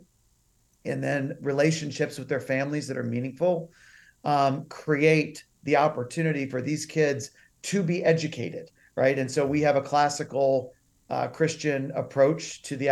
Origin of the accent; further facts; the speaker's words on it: the South, United States; also born or lived in Uganda; growing up in the South